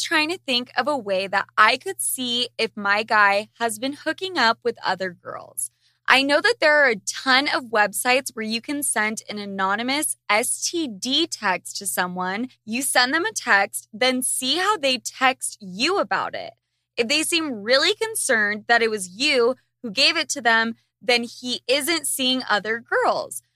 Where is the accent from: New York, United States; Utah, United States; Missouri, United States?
Utah, United States; I grew up in Utah